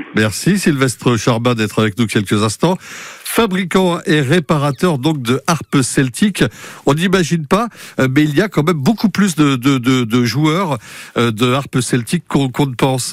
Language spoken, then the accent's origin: French; Mayenne, Pays de la Loire, France; chez nous, en Mayenne